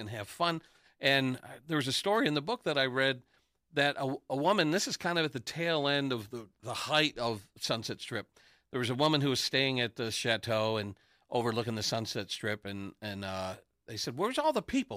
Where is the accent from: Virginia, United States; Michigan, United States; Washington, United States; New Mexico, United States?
Michigan, United States; Detroit; also born or lived in Los Angeles; I said, "Detroit."